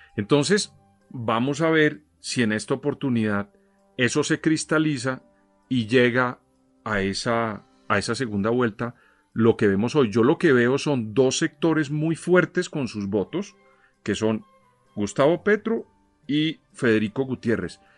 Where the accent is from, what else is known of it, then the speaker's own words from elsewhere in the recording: Colombia; uno como colombiano